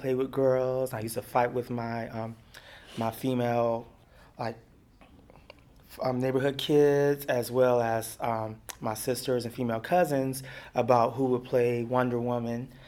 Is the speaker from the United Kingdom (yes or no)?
no; Beaumont, Texas, United States; also born or lived in Heidelberg, Germany; now in New York, United States; I grew up in Beaumont, Texas